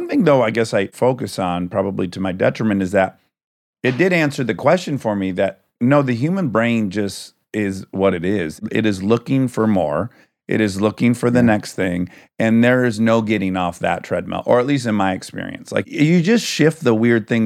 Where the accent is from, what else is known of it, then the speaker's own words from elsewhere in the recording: Michigan, United States; I grew up in the Midwest, in Michigan, in a very blue-collar area